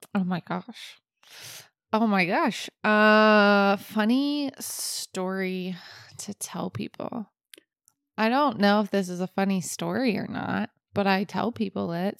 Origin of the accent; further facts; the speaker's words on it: Florida, United States; I am from Florida